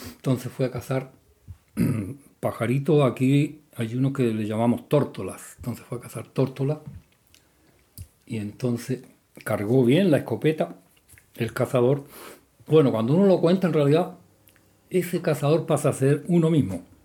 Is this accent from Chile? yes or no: yes; Chile; la cocina de las casas de mi pueblo campanario era una piececita aparte